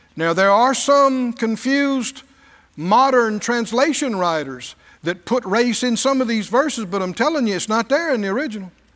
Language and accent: English; the American South, United States; I was a Southerner.